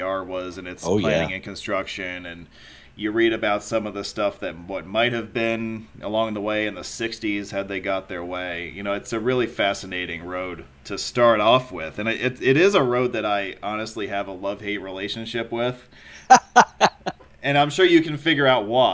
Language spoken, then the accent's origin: English; Wappingers Falls, New York, United States; I'm from Dutchess County originally. I was actually born out of state, but I ended up here at the age of roughly two or so